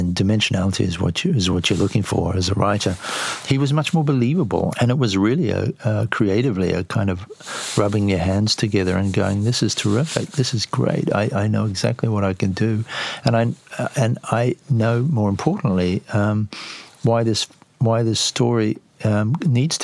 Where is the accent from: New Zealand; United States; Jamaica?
New Zealand; I'm a New Zealander